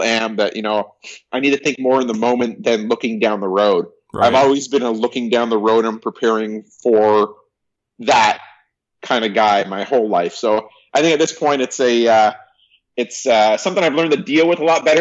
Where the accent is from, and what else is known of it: Canada; born or raised there; also born or lived in Burbank, California; now in Toronto, Canada